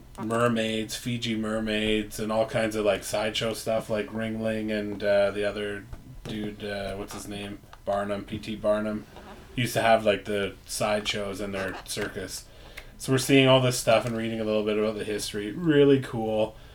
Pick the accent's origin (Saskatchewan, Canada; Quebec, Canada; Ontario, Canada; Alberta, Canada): Ontario, Canada; Growing up in Northern Ontario, too, and on a farm